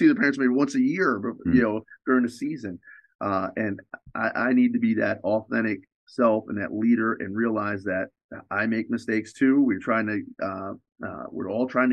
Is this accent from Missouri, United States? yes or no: no; New York, United States; I'm from New York